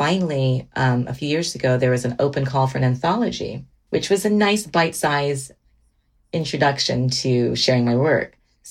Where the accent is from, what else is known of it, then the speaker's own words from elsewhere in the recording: Miami, Florida, United States; moved away; also born or lived in Georgia / Washington; growing up in Miami, I remember I cherish the memories of being with my mom and my sisters